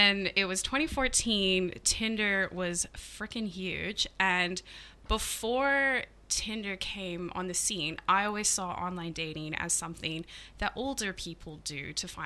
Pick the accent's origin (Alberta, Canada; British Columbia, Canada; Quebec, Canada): Alberta, Canada; Edmonton; moved away as an adult; also born or lived in Tasmania, Australia; now in Australia; my hometown in Edmonton.